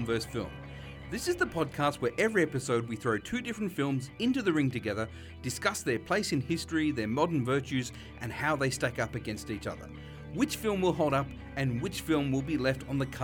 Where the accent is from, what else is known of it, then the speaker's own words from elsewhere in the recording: St Clair, New South Wales, Australia; we grew up in Greater Western Sydney in the gorgeous motorway-adjacent town of St. Clair